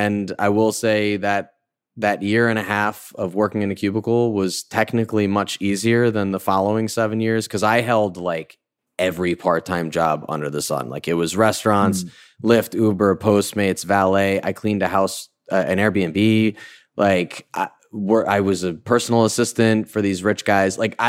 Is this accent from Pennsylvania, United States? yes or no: no; White Plains, New York, United States; I'm from White Plains